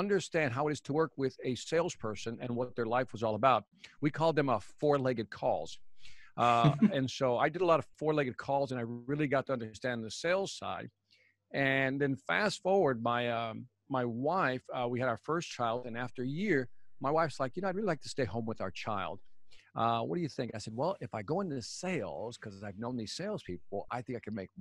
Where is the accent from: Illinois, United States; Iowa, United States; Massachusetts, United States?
Illinois, United States; Chicago; my family's from Puerto Rico, but I was born and raised in Chicago